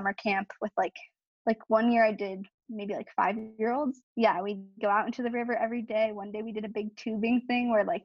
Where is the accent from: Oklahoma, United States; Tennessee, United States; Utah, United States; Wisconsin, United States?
Wisconsin, United States; Southeast; also born or lived in Pennsylvania; So I'm from Wisconsin, Southeast Wisconsin. We're like 45 minutes north of Milwaukee. So that's where I am currently. Yeah, I've lived here since I was 8. We used to live in Pennsylvania.